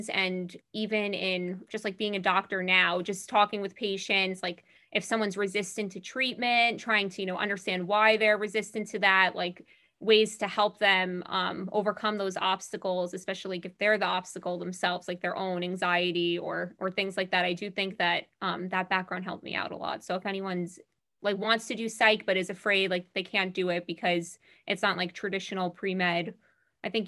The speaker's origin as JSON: {"language": "English", "area": "Long Island", "region": "New York", "country": "United States", "said": "I'm from Long Island. I am in first year IM resident."}